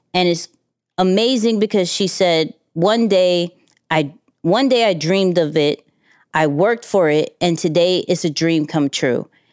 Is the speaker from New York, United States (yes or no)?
yes; New York, United States; as a New Yorker